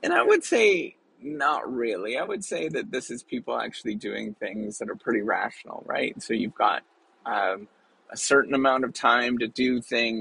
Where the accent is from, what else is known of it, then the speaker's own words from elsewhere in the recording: Canada; Growing up in Canada